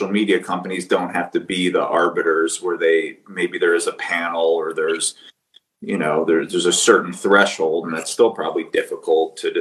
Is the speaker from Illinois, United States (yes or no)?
yes; Skokie, Illinois, United States; I was born in Skokie.